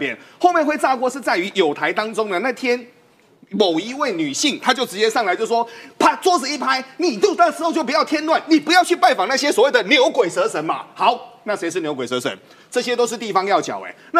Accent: Changhua County, Taiwan; 那我跟各位谈一件事情哦，彰化是我自己的故乡，我本身是彰化人。

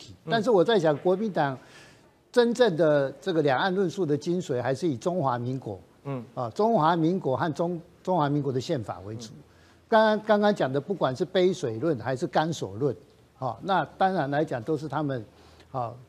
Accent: Taiwan; 大家百分之七十以上的我们台湾人哈，还是希望这个维持现状啊。

